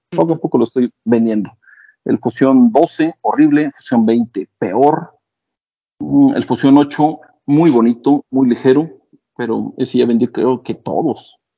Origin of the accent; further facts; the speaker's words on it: Mexico City, Mexico; somos chilangos. Pero sí, del 32 llegué a usar varios pares.